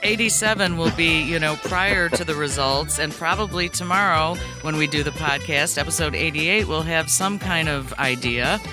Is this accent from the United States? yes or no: yes; Brookfield, Illinois, United States; I grew up in Brookfield